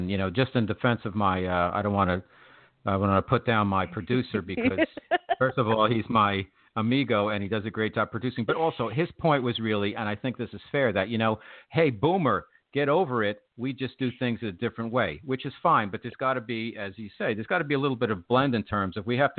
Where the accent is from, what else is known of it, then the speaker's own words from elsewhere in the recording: New York City, New York, United States; as a New Yorker